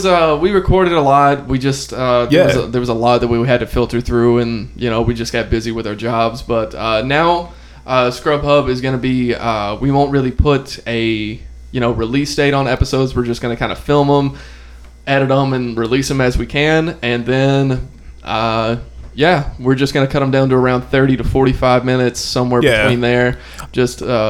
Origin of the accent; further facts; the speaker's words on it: Alabama, United States; from where I'm from Alabama